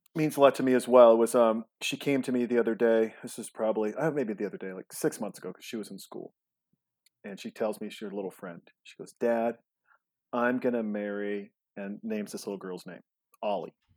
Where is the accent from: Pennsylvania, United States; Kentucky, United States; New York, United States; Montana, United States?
Montana, United States; also born or lived in Los Angeles; now in Austin, United States; I'm from Montana and we're here in Austin, Texas